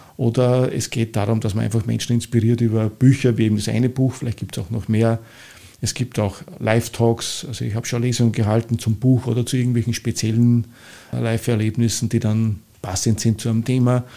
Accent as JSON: {"language": "German", "town": "St. Georgen im Walde", "region": "Upper Austria", "country": "Austria", "tie": "born or raised there", "also_born_or_lived": "Linz", "accent": "oberösterreichisch", "moved": "as an adult", "lives_now": "Vienna, Austria"}